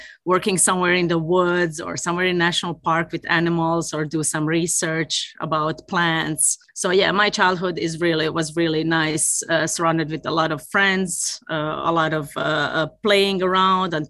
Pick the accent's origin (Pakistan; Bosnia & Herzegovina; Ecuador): Bosnia & Herzegovina; Tuzla, Federation of Bosnia and Herzegovina; born or raised there; moved away as an adult; also born or lived in Olomouc, Czech Republic; now in Sweden